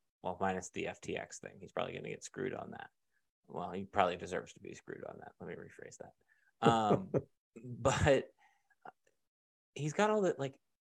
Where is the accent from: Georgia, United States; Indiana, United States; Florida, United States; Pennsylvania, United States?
Pennsylvania, United States; Central; maybe this is just growing up in Central PA, I could be fired tomorrow.